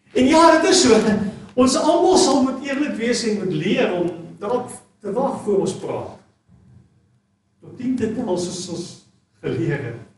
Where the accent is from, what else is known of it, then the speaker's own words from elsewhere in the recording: South Africa; as Suid-Afrikaners is ons ongelooflik